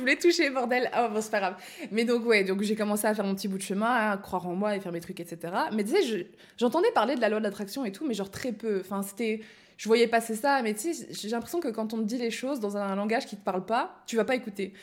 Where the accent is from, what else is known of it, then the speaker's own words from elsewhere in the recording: Belgium; now in France; je suis belge